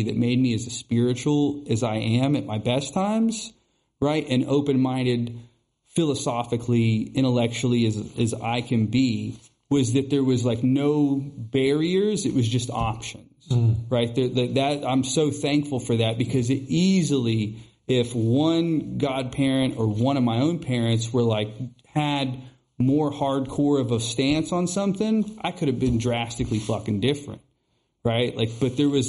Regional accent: the South, United States; I grew up in the South

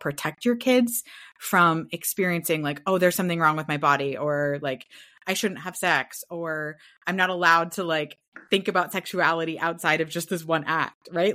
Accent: Portland, Oregon, United States; now in California, United States; I'm from the Northwest, so that very mossy, foresty pine scent.

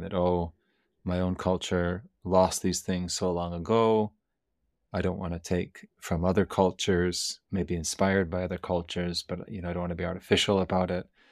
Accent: Canada; I'm from Canada

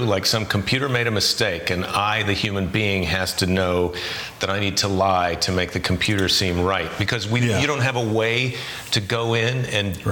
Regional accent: United States; as an American

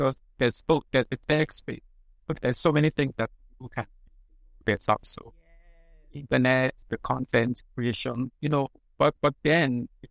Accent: Lagos, Nigeria; I was born, raised in Lagos. Well, I'm not from Lagos, but I was born, raised in Lagos.

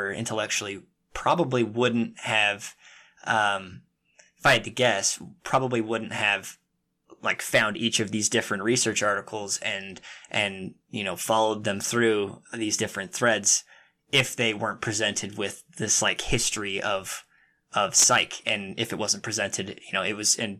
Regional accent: Utah, United States; I was born and raised in Utah.

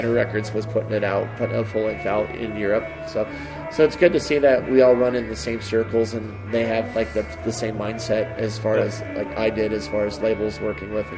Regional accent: Casper, Wyoming, United States; also born or lived in Pennsylvania; now in Albuquerque, United States; I was born and raised in Pennsylvania. We didn't move to Wyoming until I was about, like, 6 or 7

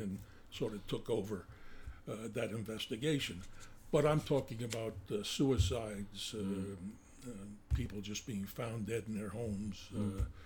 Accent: Northeast New Jersey, United States; accent: New Jersey; now in Montana, United States; I grew up in uh, uh, North North Jersey, Northeast Jersey, uh, probably about 20 to 25 miles out of the uh, uh, New York City

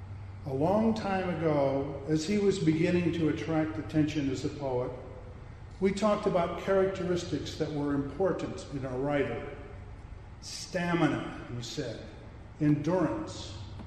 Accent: Marion, Iowa, United States; I'm from Marion, which is just down the road.

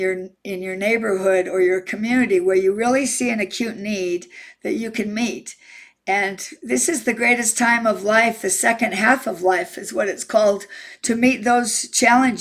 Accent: Utah, United States; I'm from Utah

